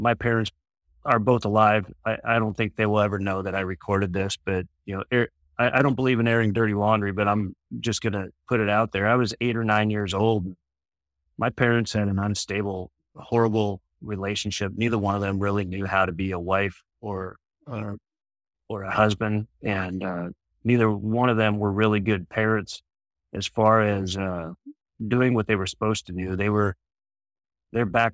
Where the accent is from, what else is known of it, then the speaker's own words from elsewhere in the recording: San Diego, California, United States; also born or lived in Michigan / Grand Rapids, Michigan / Detroit, Michigan / Ferndale, Michigan; I grew up in San Diego. I wasn't born here. I was born back in Michigan.